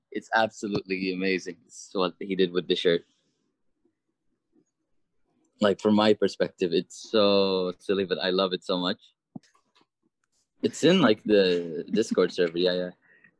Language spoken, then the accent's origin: English; Kuwait; Oh, I'm Kuwaiti.